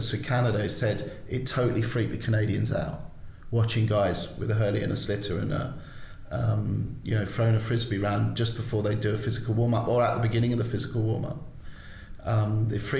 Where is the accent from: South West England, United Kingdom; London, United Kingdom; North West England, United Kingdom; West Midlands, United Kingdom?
London, United Kingdom; now in Ireland; I grew up in South London, was, you know, not the easiest place to grow up in.